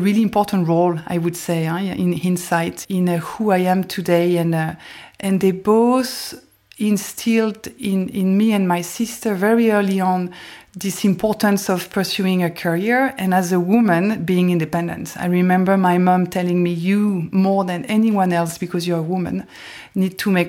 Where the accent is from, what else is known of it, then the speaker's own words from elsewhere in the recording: south of France, France; also born or lived in West Paris; Yeah, growing up in West Paris and south of France was a lot of fun.